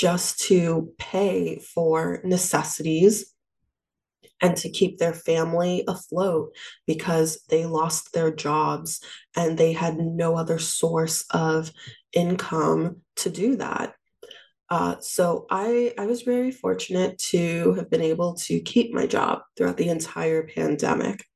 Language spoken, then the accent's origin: English; New York City, New York, United States; I'm from Queens, New York. I lived at home with my parents after I graduated from undergrad.